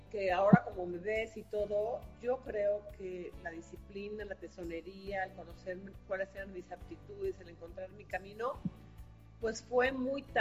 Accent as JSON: {"language": "Spanish", "town": "Comitán", "region": "Chiapas", "country": "Mexico", "tie": "born there", "said": "Es un contraste muy importante en mi vida porque nací en Comitán, Chiapas, a donde estoy ahora."}